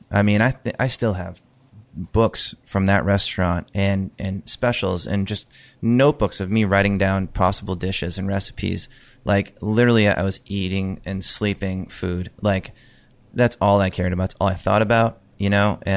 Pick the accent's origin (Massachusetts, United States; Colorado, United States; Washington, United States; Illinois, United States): Massachusetts, United States; South Shore of; moved away as an adult; also born or lived in Los Angeles / Fort Myers, Florida / Manchester, New Hampshire; I'm from the South Shore of Massachusetts. All right. So always kind of being in Boston, growing up in the area.